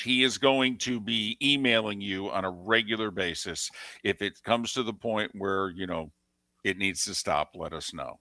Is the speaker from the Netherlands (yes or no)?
no; New Jersey, United States; accent: Jersey; Still a little Jersey comes through from time to time